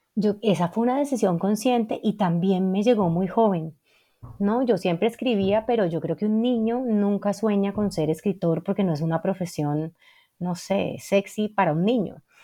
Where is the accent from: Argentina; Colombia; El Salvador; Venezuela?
Colombia; Cali, Valle del Cauca; yo crecí en Cali